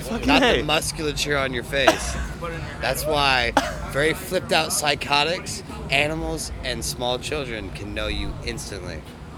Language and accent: English; Anderson, Indiana, United States; But no, I'm from Anderson. It's Church of God, capital of the world.